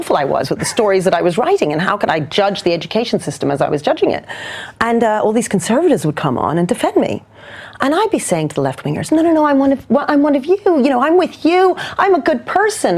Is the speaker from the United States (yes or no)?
no; Canada; also born or lived in New Zealand; now in London, United Kingdom; I was born in New Zealand, and then I grew up in Canada, and then I've now been in London for, you know, nearly 30 years